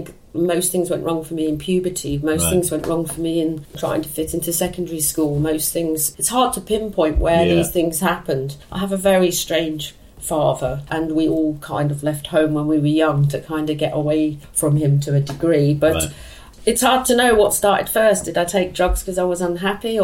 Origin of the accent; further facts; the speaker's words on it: London, United Kingdom; I was born in Chiswick. I moved into this house when I was 16